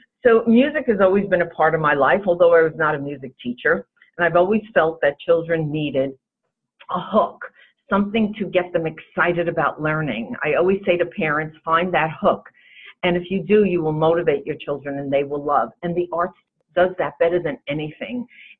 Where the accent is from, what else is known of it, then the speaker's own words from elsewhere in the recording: New York, United States; And I have to say we're from New York because you would never know it by our accent.